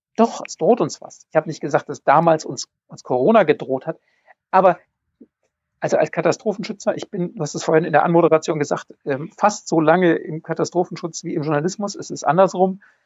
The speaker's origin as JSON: {"language": "German", "town": "Bonn", "region": "North Rhine-Westphalia", "country": "Germany", "tie": "born or raised there", "said": "Ich, ich komme aus Bonn"}